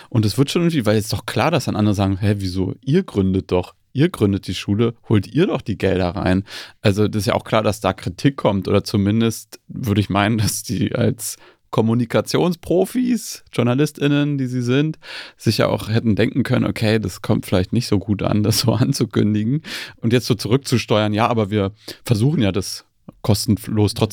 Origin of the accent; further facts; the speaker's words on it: East Germany, Germany; Ich bin in Ostdeutschland aufgewachsen